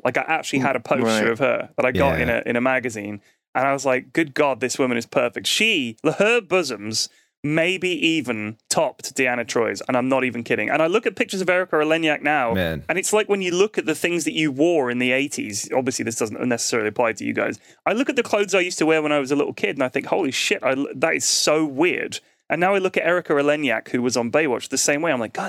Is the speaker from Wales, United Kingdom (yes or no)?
no; London, United Kingdom; Yeah, we're both from London.